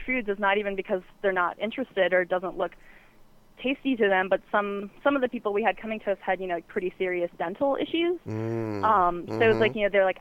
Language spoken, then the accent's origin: English; the South, United States; moved away; I'm from the South originally